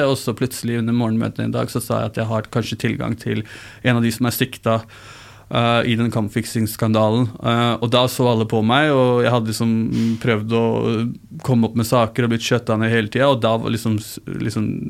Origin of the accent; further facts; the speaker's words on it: Oslo, Norway; first language Urdu; der jeg vokste opp, så Eh, på Mortensrud